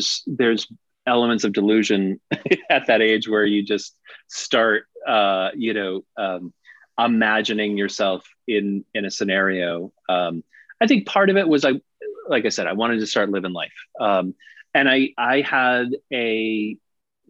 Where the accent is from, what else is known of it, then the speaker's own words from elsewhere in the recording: Littleton, Colorado, United States; this little suburban kid out in Littleton